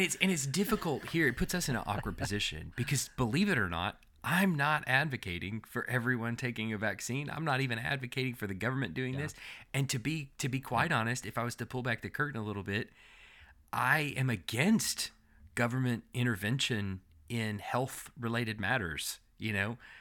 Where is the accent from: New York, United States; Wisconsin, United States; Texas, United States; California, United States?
Texas, United States; now in Alabama, United States; we're from Texas